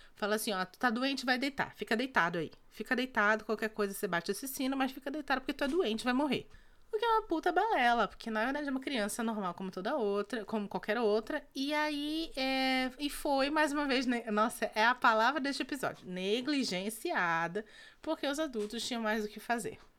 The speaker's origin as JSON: {"language": "Portuguese", "region": "North Region", "country": "Brazil", "said": "Nós somos do, do norte do, do, do Brasil"}